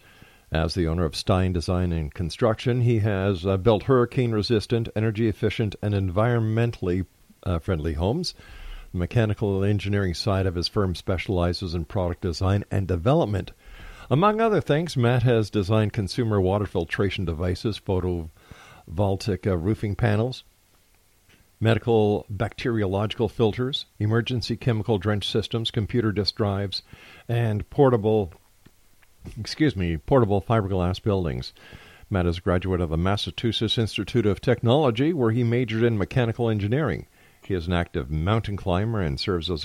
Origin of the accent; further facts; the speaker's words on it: Canada; as a Canadian, as your northern neighbor